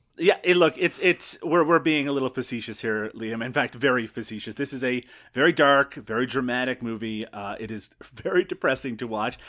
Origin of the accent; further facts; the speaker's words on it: Canada; We're Canadian